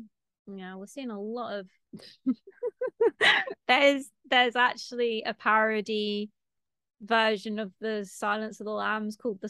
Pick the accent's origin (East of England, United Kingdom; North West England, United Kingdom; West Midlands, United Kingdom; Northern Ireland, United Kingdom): North West England, United Kingdom; Stockport; I'm not actually a Mancunian. Like, technically, I'm a Stocktarian. I'm from Stockport, which is next to Manchester.